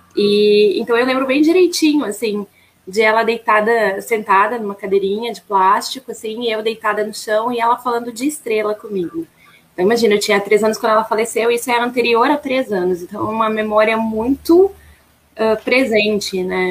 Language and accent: Portuguese; Caxias do Sul, Rio Grande do Sul, Brazil; also born or lived in Santa Maria, Rio Grande do Sul / São Sepé, Rio Grande do Sul; Eu sou natural de Santa Maria, ali do, aqui no, aí, né? No Rio Grande do Sul. E eu morava em uma cidadezinha muito pequena, próxima a Santa Maria, chamada São Cepé